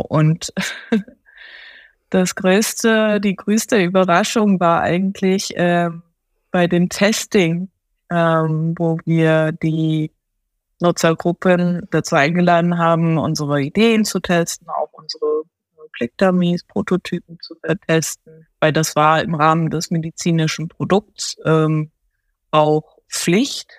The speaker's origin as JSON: {"language": "German", "country": "Germany", "tie": "born or raised there", "also_born_or_lived": "Tokyo, Japan", "second_language": "German", "said": "Bin aber dann seit meinem neunten Lebensjahr in Deutschland aufgewachsen"}